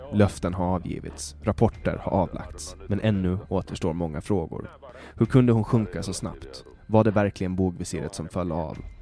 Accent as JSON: {"language": "Swedish", "town": "Mariehamn", "country": "Åland Islands", "tie": "born or raised there", "said": "min hemstad Mariehamn"}